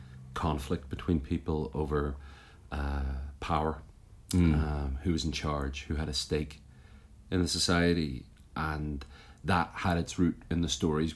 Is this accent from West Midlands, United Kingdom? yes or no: no; Belfast, Northern Ireland, United Kingdom; moved away as an adult; now in United States; I was born just outside Belfast in what some people call Northern Ireland and other people call the North of Ireland. And I grew up there, and I've been in the US for the last 10 years, but I lived the first 33 years of my life in and around Belfast.